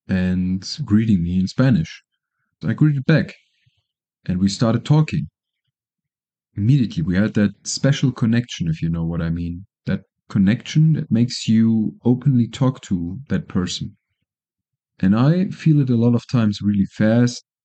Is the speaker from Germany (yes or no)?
yes; Germany; moved away as an adult; now in Colombia; I'm from Germany, living in Colombia now, permanently for now